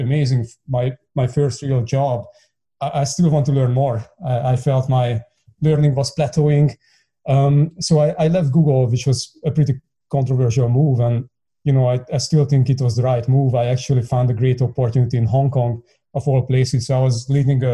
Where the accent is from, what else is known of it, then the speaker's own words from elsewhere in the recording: Hungary; I'm born and bred Hungarian. I grew up in the East Bloc